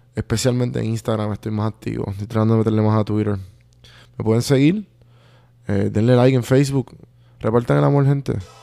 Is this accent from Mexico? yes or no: no; Puerto Rico; moved away